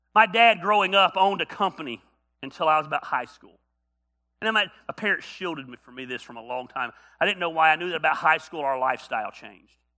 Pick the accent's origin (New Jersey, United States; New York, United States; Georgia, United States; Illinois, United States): Georgia, United States; North; I grew up in North Georgia